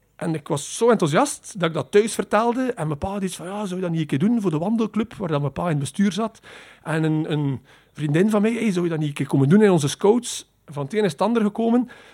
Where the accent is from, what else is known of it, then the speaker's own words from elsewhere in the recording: Poperinge, Flanders, Belgium; ik ben opgegroeid in Poperingen